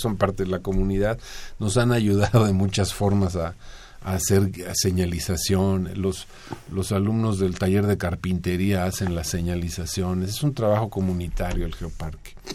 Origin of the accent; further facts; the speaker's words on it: Mexico City, Mexico; como chilangos